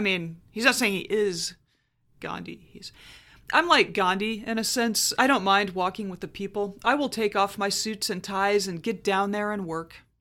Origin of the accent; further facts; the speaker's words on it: Huntsville, Alabama, United States; my hometown of Huntsville, Alabama